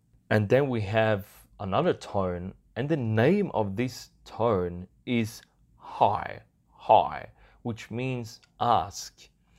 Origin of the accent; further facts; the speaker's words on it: Southern Vietnam, Vietnam; accent: southern Vietnamese; excuse my southern accent here